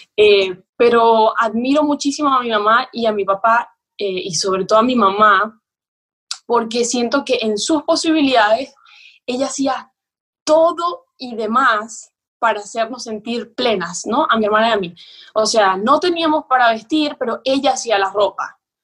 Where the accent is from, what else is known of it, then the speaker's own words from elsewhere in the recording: Maracaibo, Zulia, Venezuela; moved away as an adult; also born or lived in Tamare, Venezuela / Buenos Aires, Argentina; nosotros vivíamos en Maracaibo, que ciertamente es la ciudad, ¿no? Somos de ahí, mis amos padres son.